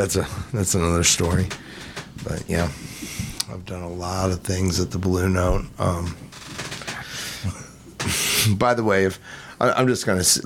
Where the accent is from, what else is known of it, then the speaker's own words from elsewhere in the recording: Missouri, United States; also born or lived in California; I'm from Missouri